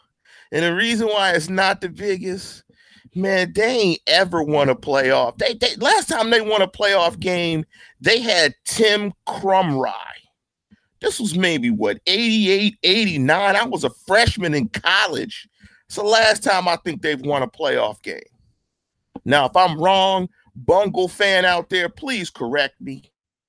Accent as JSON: {"language": "English", "town": "Pittsburgh", "region": "Pennsylvania", "country": "United States", "said": "I'm from Pittsburgh."}